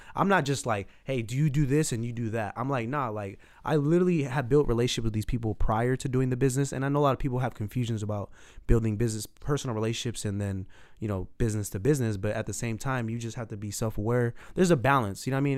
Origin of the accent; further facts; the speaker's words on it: San Jose, California, United States; I grew up in Southside San Jose, went to Old Grove High School.